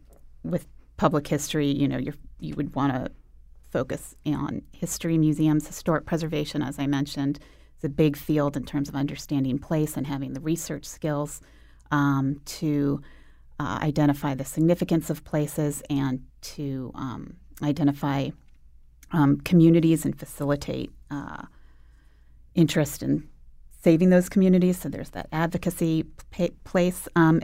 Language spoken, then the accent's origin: English; Virginia, United States; also born or lived in Boston / Arizona; now in Connecticut, United States; I moved here from, I grew up in Northern Virginia, Boston, then I got here from Arizona, so big circuitous route.